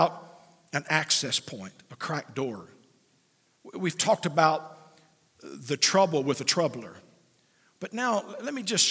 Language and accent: English; United States; as an American